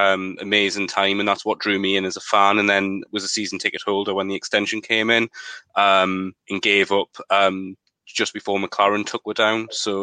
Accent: Newcastle upon Tyne, North East England, United Kingdom; So my parents were Southerners, moved up here. So I was born in Newcastle.

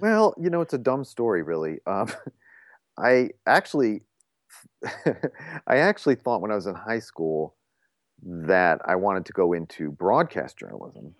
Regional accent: Toledo, Ohio, United States; moved away as an adult; I grew up in Toledo, Ohio.

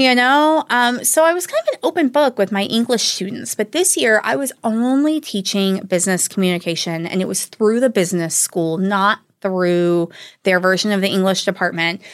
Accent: the Bible Belt, the South, United States; growing up in the Bible Belt, I was not raised in a particularly religious family

